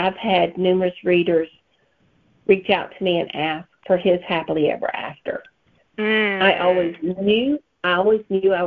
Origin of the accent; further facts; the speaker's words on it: Alabama, United States; accent: thick Southern; You can probably tell by my thick Southern accent, I'm a Bama girl.